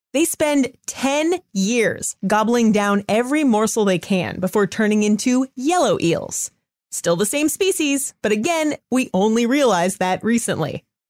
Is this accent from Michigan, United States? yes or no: no; Southern California, United States; I was born in Southern California